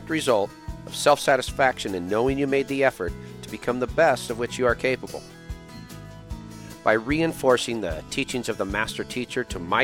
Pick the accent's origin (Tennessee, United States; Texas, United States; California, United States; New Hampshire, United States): California, United States; Los Angeles; growing up in Venice, California